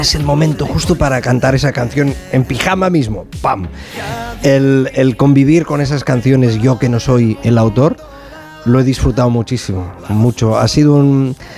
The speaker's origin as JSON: {"language": "Spanish", "town": "Sabadell", "region": "Catalonia", "country": "Spain", "said": "yo soy de Sabadell"}